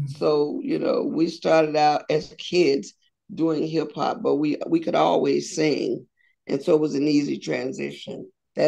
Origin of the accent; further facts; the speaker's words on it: Columbia, South Carolina, United States; I was born and raised in Columbia, South Carolina.